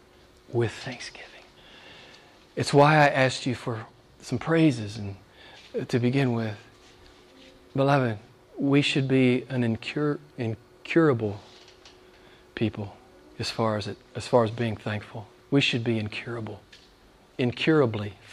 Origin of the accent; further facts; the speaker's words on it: United States; moved away; my home state back in the U.S.